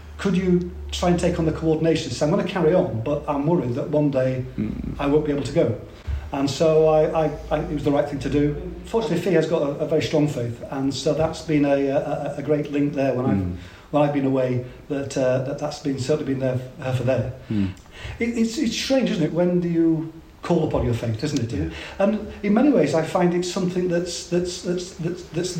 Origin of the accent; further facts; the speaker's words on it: Yorkshire and the Humber, United Kingdom; moved away as an adult; also born or lived in Bath; So I'm a Yorkshireman. I was born up in West Yorkshire. My mother was a Catholic. My father didn't have a faith. And so because of that, I went to a Catholic primary school in Yorkshire, and then went to a Catholic grammar school in Yorkshire